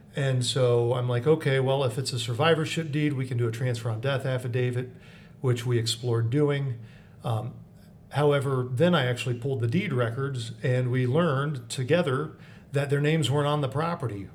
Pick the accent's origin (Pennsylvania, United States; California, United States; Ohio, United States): Ohio, United States; Mansfield; I'm a Lexingtonite, I'm from Mansfield, pretty much born and raised